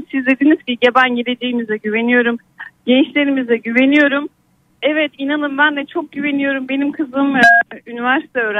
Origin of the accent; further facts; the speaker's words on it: Aydın, Turkey; Ben doğma büyüme Aydınlıyım